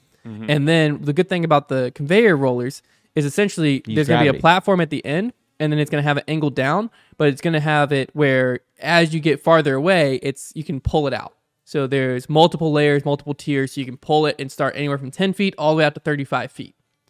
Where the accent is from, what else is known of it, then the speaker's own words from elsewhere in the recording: Michigan, United States; Hi, guys. … I'm from Michigan.